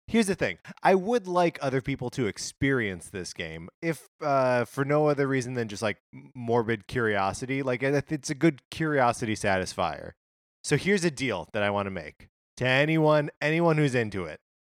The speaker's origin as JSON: {"language": "English", "region": "Wisconsin", "country": "United States", "tie": "born or raised there", "also_born_or_lived": "Illinois", "moved": "yes", "lives_now": "Los Angeles, United States", "said": "growing up in Wisconsin"}